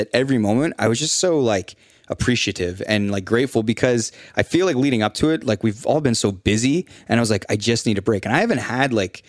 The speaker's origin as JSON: {"language": "English", "country": "Canada", "said": "I'm from Canada."}